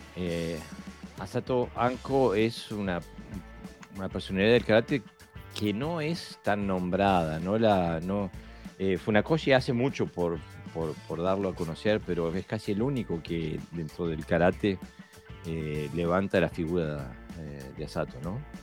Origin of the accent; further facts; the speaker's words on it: Montevideo, Uruguay; Montevideo, mi ciudad natal